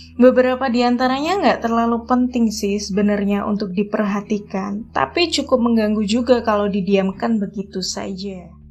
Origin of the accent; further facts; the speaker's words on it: Java, Indonesia; aku adalah orang Jawa